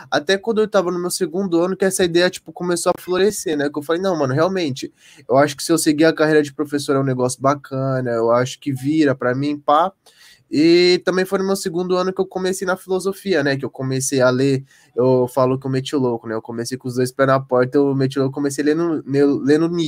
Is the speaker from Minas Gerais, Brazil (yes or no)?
yes; Perdão, Minas Gerais, Brazil; born there; Nasci em Perdão. Nasci em bairro popular, nasci no fundo da casa da minha avó.